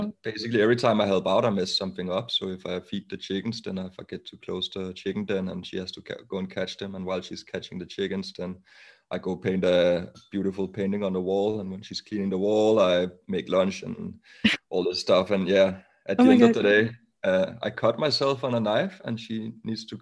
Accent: Copenhagen, Capital Region of Denmark, Denmark; English is a second language; moved away as an adult; now in London, United Kingdom; I grew up on the north part of Copenhagen.

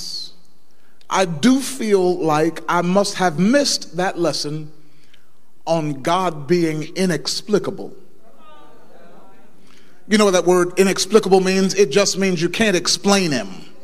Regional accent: Dayton, Ohio, United States; I was brought up in Mount Calvary Missionary Baptist Church, 3300 West 3rd Street, Dayton, Ohio, 45417

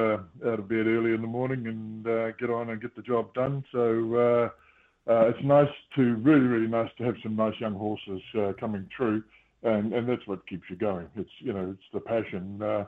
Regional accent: New Zealand; my sister was born in Australia and I was born coming to New Zealand, so I am a New Zealander.

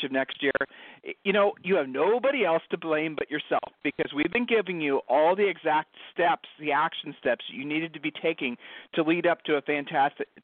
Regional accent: Ohio, United States; We're from Ohio

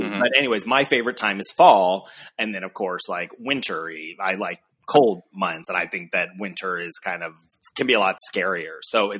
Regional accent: Ohio, United States; now in San Diego, United States; we live in San Diego. It kind of feels summery all the time. You know, but even growing up in Ohio

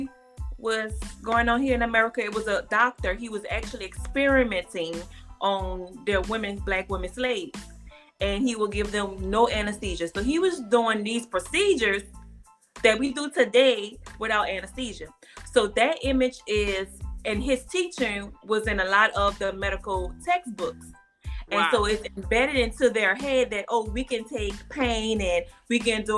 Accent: New Orleans, Louisiana, United States; now in Houston, United States; I'm operated out here in Houston, Texas, but I'm from New Orleans, right where Donna's from

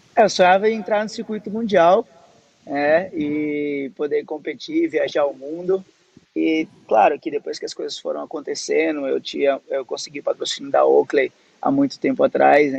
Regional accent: Northeast Region, Brazil; desde criança eu nasci no Nordeste

